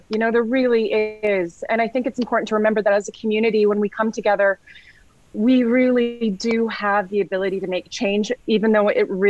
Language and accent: English; Canada; one thing I'm really proud about being Canadian is when I talk to people in the local community